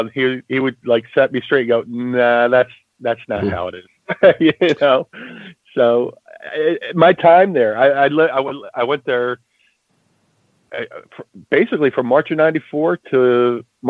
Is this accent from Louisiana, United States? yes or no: no; Atlantic City, New Jersey, United States; also born or lived in Philadelphia, Pennsylvania; growing up in Atlantic City, I would go to the doctors like once a week